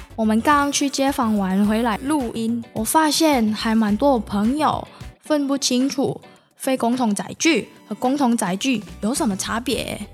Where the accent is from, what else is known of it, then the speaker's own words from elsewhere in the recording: Indonesia; Chinese is a second language; moved away as an adult; now in Tainan, Taiwan; 来自印尼。目前是成大的学生